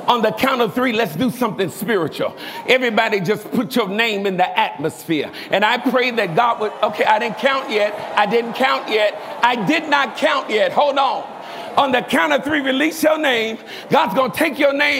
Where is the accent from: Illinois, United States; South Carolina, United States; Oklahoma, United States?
Illinois, United States; Chicago; I'm from Chicago. I'm from the hood. I'm from poverty